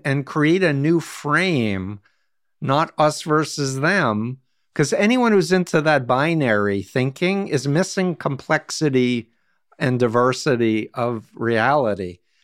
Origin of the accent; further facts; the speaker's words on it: United States; As an American